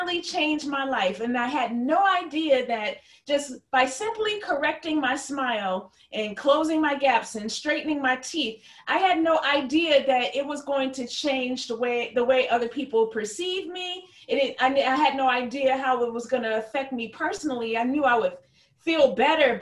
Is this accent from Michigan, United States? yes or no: yes; Flint, Michigan, United States; also born or lived in New York; I am from Flint, Michigan, and I now have an office in Flint and New York